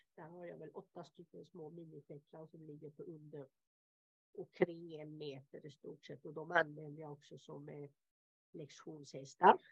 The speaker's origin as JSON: {"language": "Swedish", "town": "Helsingborg", "region": "Skåne", "country": "Sweden", "tie": "born or raised there", "moved": "as an adult", "lives_now": "Italy", "said": "jag är född och uppvuxen utanför Helsingborg"}